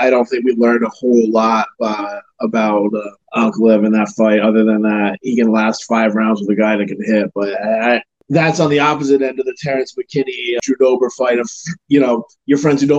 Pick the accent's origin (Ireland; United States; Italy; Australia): Ireland; I mean, I'm an Irish kid, so I can say that you're talking about cultures that like to drink, that like to party.